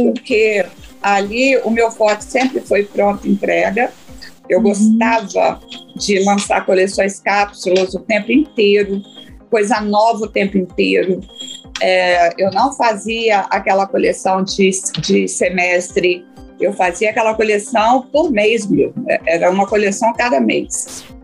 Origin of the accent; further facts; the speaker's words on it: Cachoeiro de Itapemirim, Espírito Santo, Brazil; moved away; also born or lived in Rio de Janeiro; Cachoeiro, que é minha cidade, onde eu nasci, Cachoeiro da Pinheirim